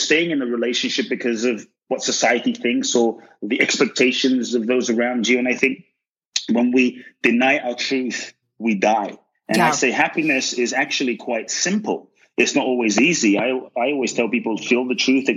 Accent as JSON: {"language": "English", "region": "London", "country": "United Kingdom", "tie": "born or raised there", "also_born_or_lived": "West Africa", "moved": "yes", "said": "growing up in London"}